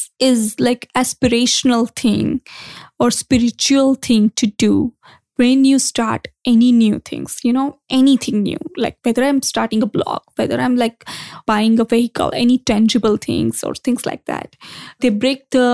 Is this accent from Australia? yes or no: no; India; growing up in India